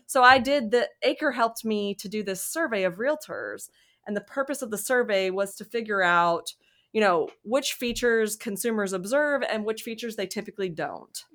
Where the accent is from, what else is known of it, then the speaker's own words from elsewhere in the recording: Mississippi, United States; moved away as an adult; also born or lived in Durham, North Carolina / Michigan; now in Alabama, United States; I'm from Mississippi